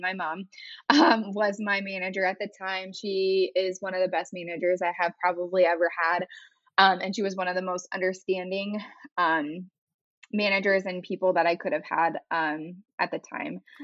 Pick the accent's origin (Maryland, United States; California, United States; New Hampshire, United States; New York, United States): California, United States; moved away as an adult; also born or lived in North Carolina; now in Raleigh, United States; I'm actually originally from California